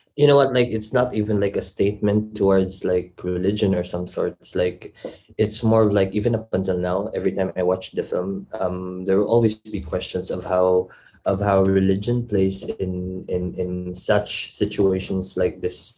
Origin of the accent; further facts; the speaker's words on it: Philippines; moved away as an adult; also born or lived in Manila; I was born and raised from there